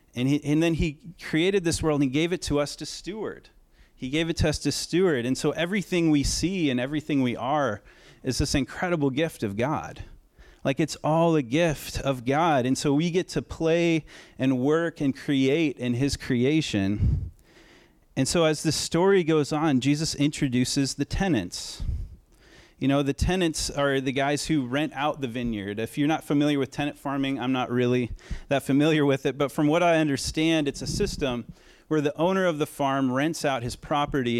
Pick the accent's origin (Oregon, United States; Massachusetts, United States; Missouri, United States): Oregon, United States; I'm from Oregon